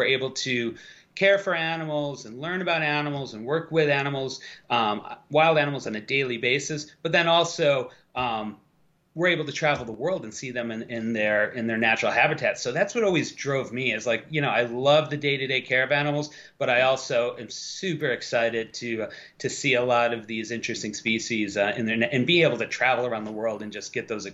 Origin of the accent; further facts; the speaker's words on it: Buffalo, New York, United States; I grew up about 6 hours west of New York, in Western New York, kind of near the Lake Erie, the Buffalo Niagara Falls area